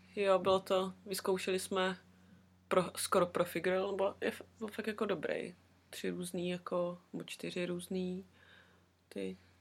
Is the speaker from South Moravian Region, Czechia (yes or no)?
yes; Brno, South Moravian Region, Czechia; now in Wellington, New Zealand; u nás v Brně